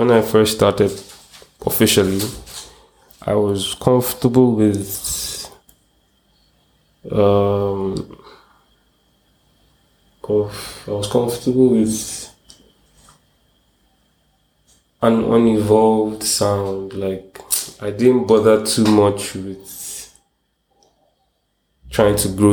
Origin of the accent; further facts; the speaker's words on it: Port Harcourt, Rivers State, Nigeria; now in Lagos, Nigeria; I grew up in Port Harcourt